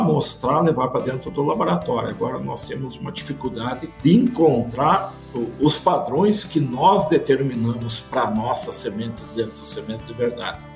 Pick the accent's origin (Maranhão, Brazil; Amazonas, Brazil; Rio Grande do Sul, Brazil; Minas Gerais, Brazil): Rio Grande do Sul, Brazil; Passo Fundo; moved away as an adult; now in São Paulo, Brazil; Eu sou formado, eu sou nascido então na cidade de Passo Fundo. Fui criado